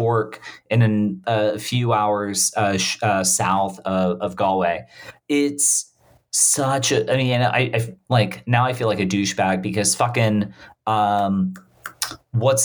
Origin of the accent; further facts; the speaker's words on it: Bermuda; I was born in Bermuda